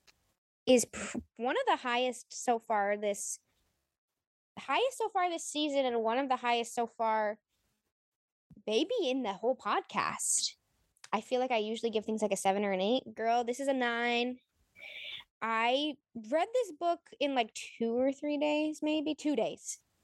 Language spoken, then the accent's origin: English; New England, United States; I'm from New England